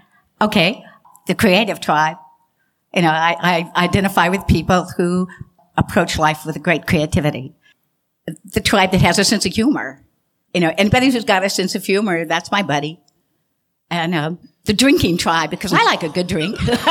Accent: Austin, Texas, United States; also born or lived in Stuttgart, Germany / Berlin, Germany; I was born in Stuttgart, Germany, and I grew up in Berlin. My father was American military. He was counterintelligence. Then I spent the rest of my childhood in Texas, in Austin, Texas.

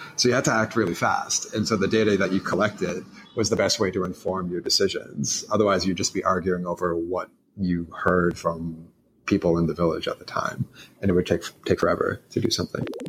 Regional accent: Boston, Massachusetts, United States; moved away; also born or lived in Philadelphia; I grew up in Boston, but um, moved from Boston to um, Philadelphia

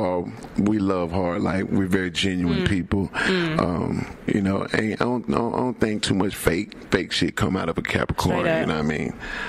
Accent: Atlanta, Georgia, United States; Me growing up as a youngster on the west side of ATL, man.

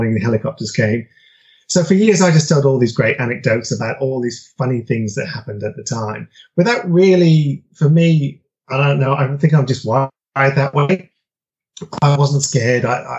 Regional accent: United Kingdom; I'm originally from United Kingdom, but my parents traveled around quite a bit within there.

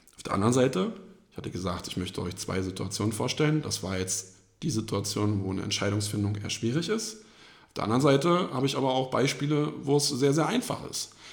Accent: edge of Berlin, Germany; wohne in meinem eigenen Haus am Rand von Berlin, wo ich aufgewachsen bin

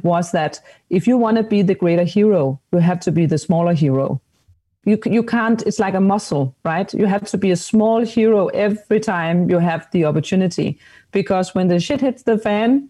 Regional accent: Denmark; I'm from Denmark

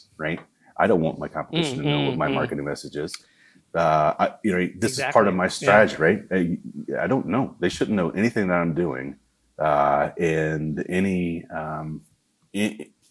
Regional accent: the South, United States; accent: southern; that's my southern accent

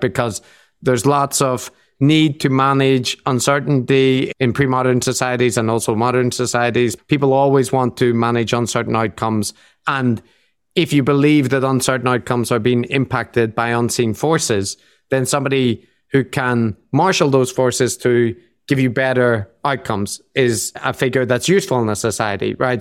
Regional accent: Ireland; now in Japan; I am Irish.

